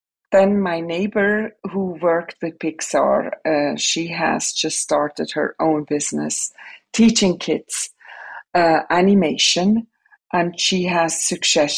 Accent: Switzerland; English is a second language; moved away as an adult; now in United States; I'm born and raised in Switzerland

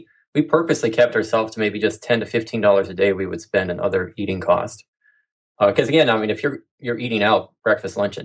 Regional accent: Midwest, United States; moved away as an adult; also born or lived in Central Oregon; We're from the Midwest

